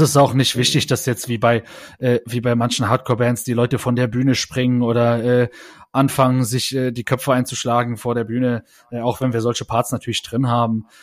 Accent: Saarland, Germany; wir waren vorher eigentlich so eine Jugendzentrum-Band äh, bei uns im Saarland

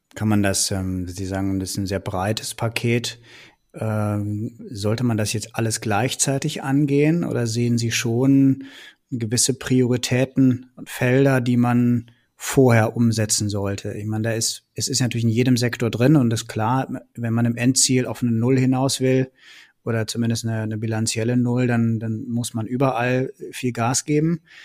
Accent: Bergisch Gladbach, North Rhine-Westphalia, Germany; also born or lived in Cologne; Ich bin ja selber in Bergisch Gladbach groß geworden und habe dann in Köln studiert

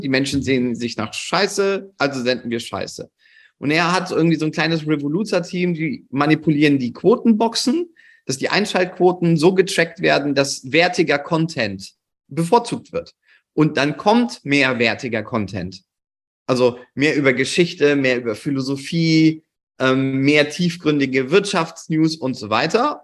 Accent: Cologne, North Rhine-Westphalia, Germany; bei uns in Köln

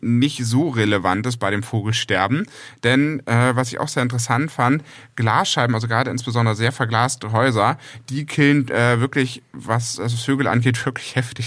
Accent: Northern Germany, Germany; als Norddeutscher

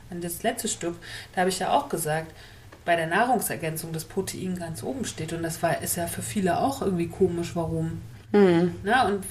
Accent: Northern Germany, Germany; Norddeutsch das ist auch irgendwie meine Heimat und es verbindet mich

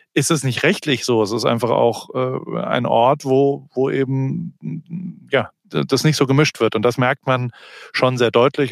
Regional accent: Germany; accent: German; moved away as an adult; now in Los Angeles, United States; I'm a German photographer.

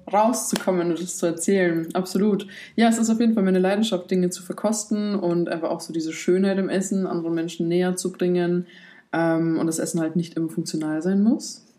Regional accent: Poland; moved away; Ich komme gebürtig aus Polen

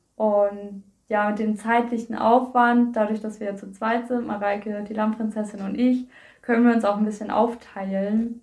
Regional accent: Koldenbüttel, Schleswig-Holstein, Germany; Ich komme aus Kolmüttel

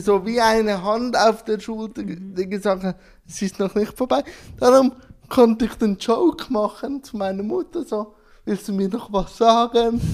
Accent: Schwyz, Switzerland; ich bin im Kanton Schwyz geboren

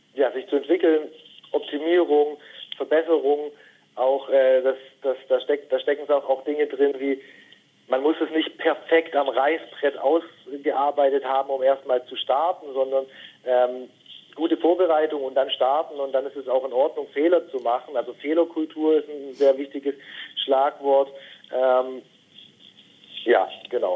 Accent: near Stuttgart, Baden-Württemberg, Germany; born or raised there; moved away as an adult; also born or lived in northern Germany

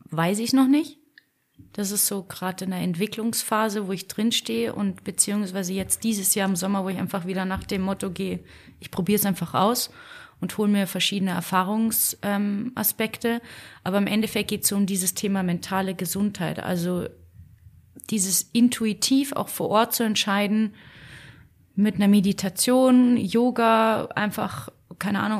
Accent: Munich, Bavaria, Germany; born there; Ja, ich bin gebürtige Münchnerin.

